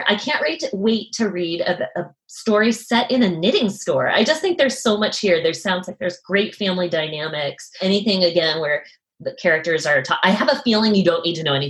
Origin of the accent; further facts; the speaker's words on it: New England, United States; now in Western US; because I'm from New England. I feel pretty well versed in, you know, revolutionary history and that part of the world. And now I live in the West